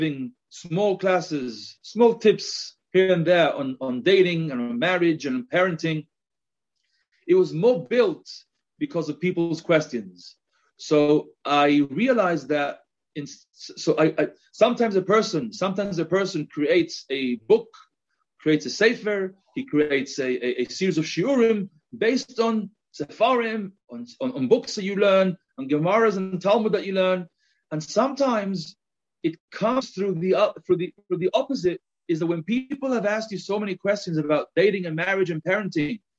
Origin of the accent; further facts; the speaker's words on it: Gibraltar; accent: a little bit of my English accent. But on the other hand, you may also note a little bit of a Spanish accent; now in Jerusalem, Israel; I'm originally from Gibraltar